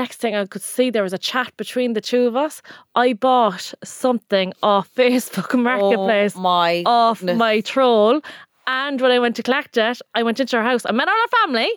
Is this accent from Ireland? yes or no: yes; Ireland